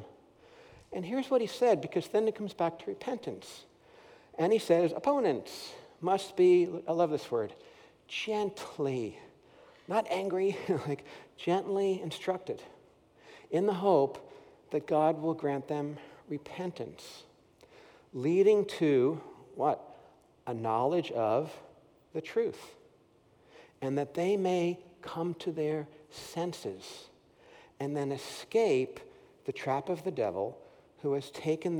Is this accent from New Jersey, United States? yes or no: yes; Paramus, New Jersey, United States; moved away; I grew up in Paramus, New Jersey, right near New York City